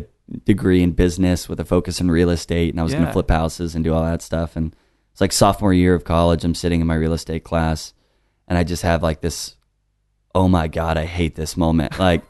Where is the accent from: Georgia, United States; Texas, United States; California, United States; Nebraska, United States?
Texas, United States; Austin; moved away as an adult; also born or lived in Denton, Texas; now in Dallas, United States; So I grew up here in Austin